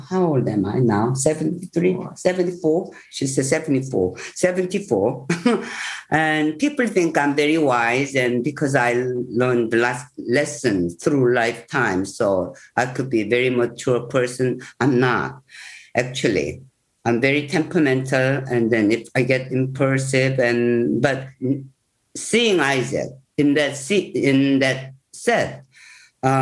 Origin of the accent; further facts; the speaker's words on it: South Korea; English is a second language; I'm pure Korean. I just born and raised in Korea.